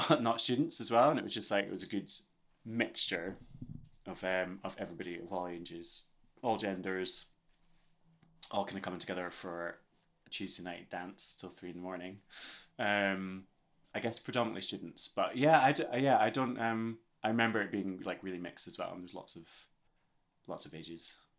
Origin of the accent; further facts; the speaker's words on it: Scotland, United Kingdom; I'm very aware of being Scottish. I was aware of being Scottish when I grew up as well